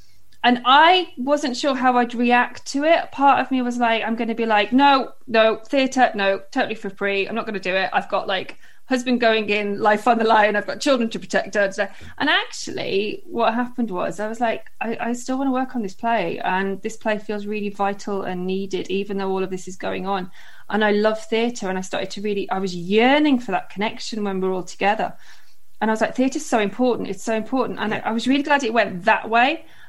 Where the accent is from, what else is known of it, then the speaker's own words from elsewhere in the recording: West Midlands, United Kingdom; also born or lived in London; now in Cardiff, United Kingdom; So my dad's side's all from Merthyr and I grew up in the Midlands, and then we kind of leapfrogged around England for ages and we're in London, and then we've been in Cardiff now for 9 years, just over 9 years I think.